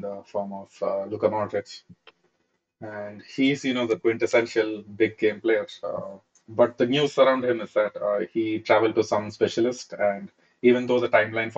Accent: Thrissur, Kerala, India; I'm right now here in Thrissur, my hometown

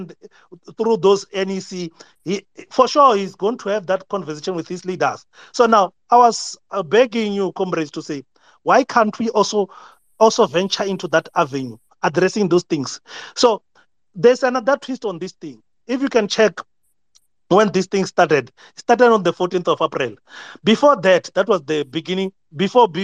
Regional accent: South Africa; us as South African

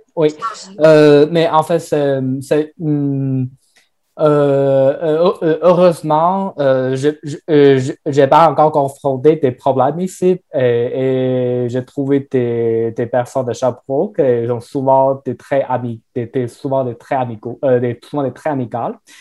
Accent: Northeast China, China; French is a second language; moved away as an adult; now in Sherbrooke, Canada; je viens de Chine. spécifiquement, je viens de, je viens de nord-est de la Chine

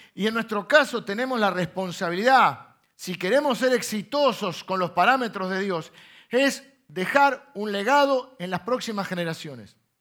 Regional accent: Argentina; accent: Argentine; sos muy argentino

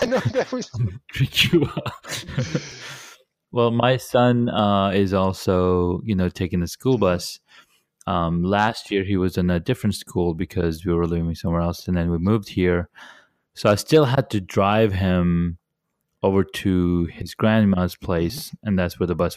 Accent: Riyadh, Riyadh Province, Saudi Arabia; moved away; I grew up in Riyadh

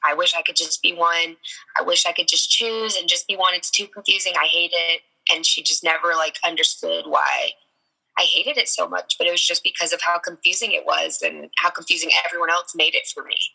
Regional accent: Tucson, Arizona, United States; also born or lived in Sierra Vista, Arizona; I moved to Tucson when I was eight. Um, I grew up more on the north side of Tucson

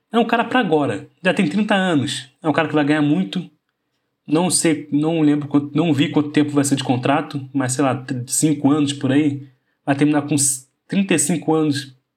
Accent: Brazil; como brasileiro

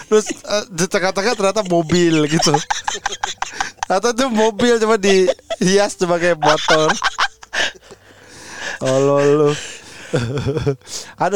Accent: Bekasi, West Java, Indonesia; tapi kalau langsung enggak kayaknya karena emang dari kecil kan di Bekasi.

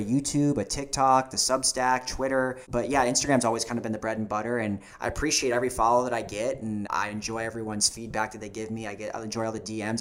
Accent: South Florida, United States; I'm from South Florida

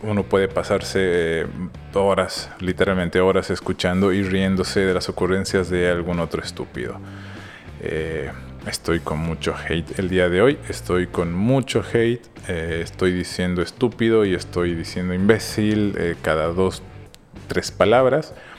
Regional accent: Bolivia; como buen boliviano

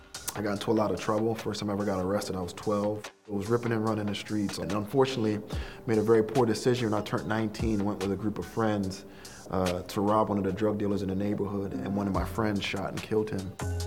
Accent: Philadelphia, Pennsylvania, United States; moved away as an adult; now in Chicago, United States; I was born in Chicago. But grew up in Philadelphia. My family had come to this country from Jamaica, so I grew up in a single-parent home.

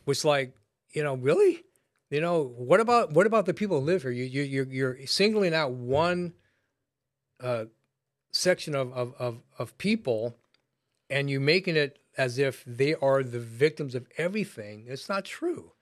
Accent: United States; I was raised in America

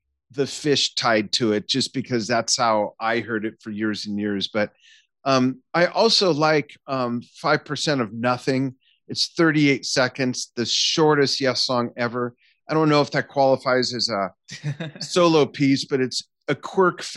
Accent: Los Angeles, California, United States; in Century City near where I grew up in Los Angeles

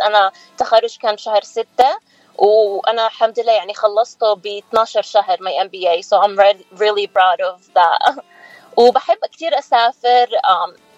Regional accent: Nablus, West Bank, Palestine; moved away as an adult; now in Philadelphia, United States; أنا كنت مولودة بفلسطين وكنت آه، أجي وأروح بين بنسلفانيا وفلسطين لأنه كان بابا عايش هون وماما كانت هناك فتربيت بين بيي وأمي

